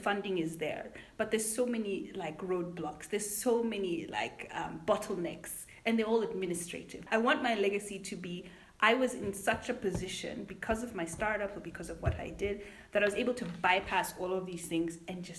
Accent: Zimbabwe; I'm from Zimbabwe, by the way.

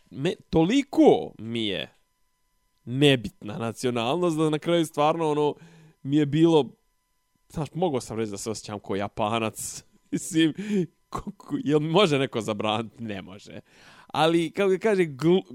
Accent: Serbia; nisam ovaj Srbin, ovaj sadašnji, ovaj, ja nisam Vučićev Srbin, ja nisam Dodikov Srbin, to sve ne, ja sam Srbin

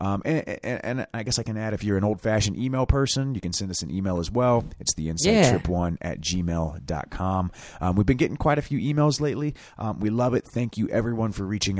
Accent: Anderson, Indiana, United States; I am actually a fellow Hoosier

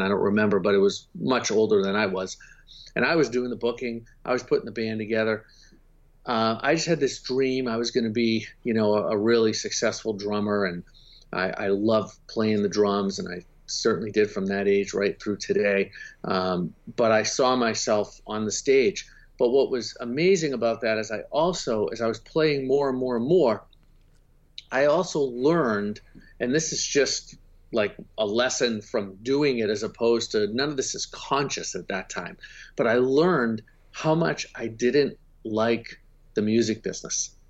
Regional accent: Boston, Massachusetts, United States; I'm from Boston, so it gets very cold there

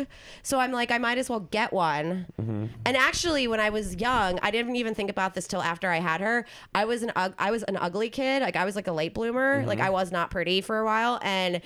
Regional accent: New Jersey, United States; moved away as an adult; also born or lived in South Carolina; I'm from New Jersey

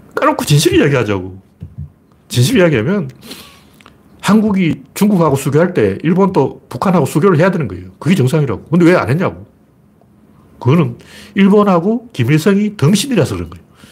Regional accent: Gyeongsang, South Korea; born or raised there

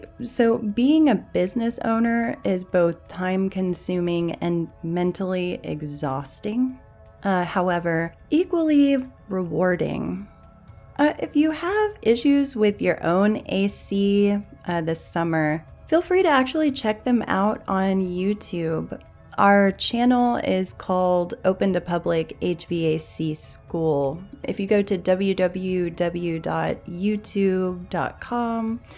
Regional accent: Texas, United States; my home state, the Candy Lady of Texas

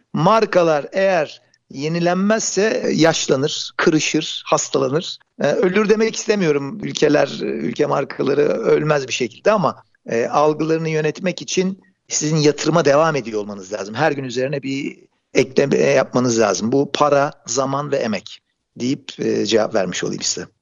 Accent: Bursa, Turkey; Ben Bursa'da doğdum

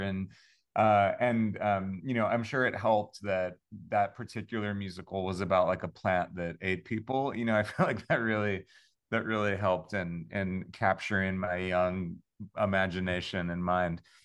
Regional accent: Long Island, New York, United States; I'm from Long Island, New York

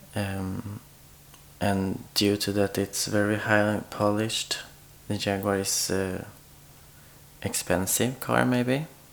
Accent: Sweden; moved away as an adult; now in Oslo, Norway; I'm from Sweden, and I've been living in Oslo since almost two years now.

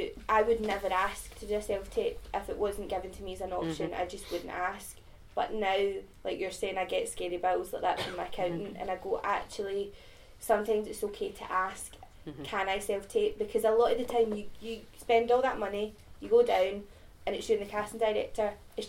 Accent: Scotland, United Kingdom; accent: Scottish; Yeah, I get a lot of shit about my accent, and the kind of opposite way. Mm-hmm. People go, your Scottish accent's terrible.

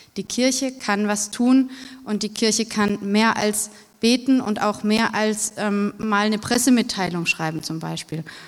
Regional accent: Bruchsal, Baden-Württemberg, Germany; in Bruchsal, wo ich herkomme

